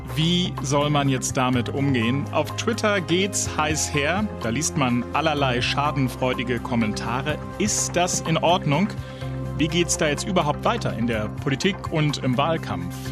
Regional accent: Brandenburg, Germany

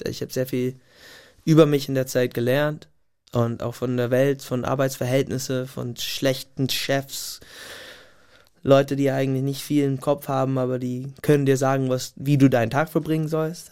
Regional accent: Gig Harbor, Washington, United States; German is a second language; moved away as an adult; also born or lived in Tacoma, Washington / Portland, Oregon / Munich, Germany; now in Germany; in so meinem kleinen Kaff, wo ich groß geworden bin, Gig Harbor ist jetzt keine Großstadt

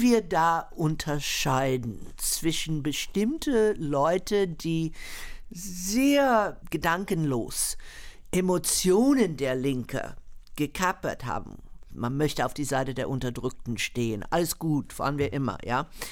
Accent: United States; born or raised there

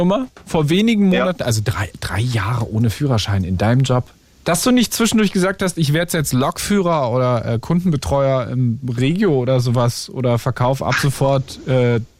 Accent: Brandenburg, Germany; in dem Ort, wo ich groß geworden bin, in der Nähe von Berlin

